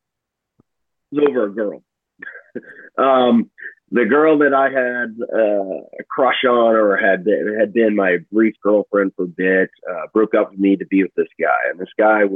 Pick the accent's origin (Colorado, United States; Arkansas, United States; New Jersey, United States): Arkansas, United States; also born or lived in Kansas City, Missouri / St. Louis, Missouri; since I got transferred down here to Arkansas, we've been here since, I want to say, roughly 1991. So I'm pretty much from Arkansas